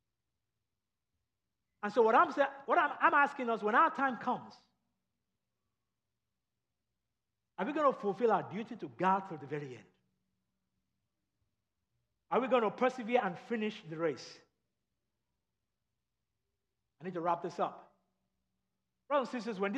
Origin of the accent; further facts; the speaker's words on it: Nigeria; moved away; I grew up in Nigeria and in England when I was growing up. We would go to England on vacation.